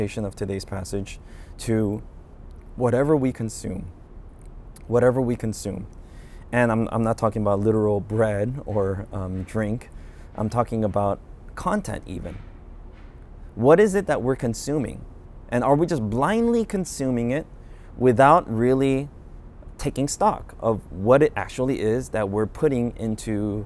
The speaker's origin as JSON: {"language": "English", "country": "United States", "said": "I'm Korean American, so I'm familiar with Korean culture"}